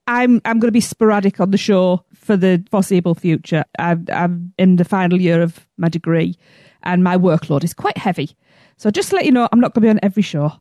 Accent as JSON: {"language": "English", "region": "England", "country": "United Kingdom", "said": "I'm from England."}